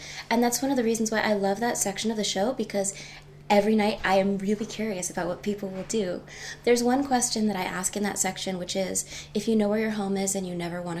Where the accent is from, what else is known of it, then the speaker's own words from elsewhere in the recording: San Francisco, California, United States; also born or lived in Long Island; I'm from San Francisco, the most beautiful city in America, and from a tiny town on Long Island where they grow potatoes. And my whole family went back and forth between the two coasts every 6 months as a kid.